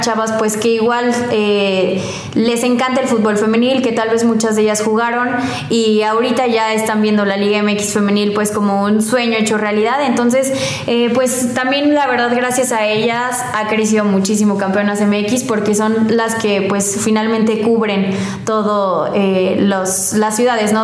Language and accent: Spanish; León, Guanajuato, Mexico; also born or lived in Colima, Mexico; Este, ya cuando tenía como dos años nos vinimos a, aquí a León